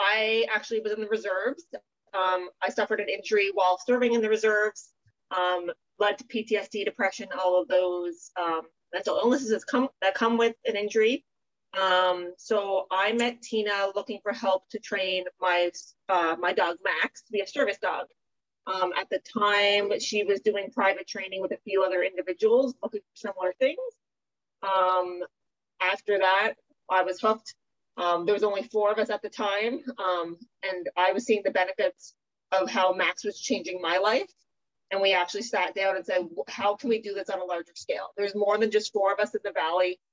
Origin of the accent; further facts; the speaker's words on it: Sydney, Nova Scotia, Canada; moved away as an adult; now in Petawawa, Canada; So I moved here 11 years ago. I'm originally from Sydney, Cape Breton.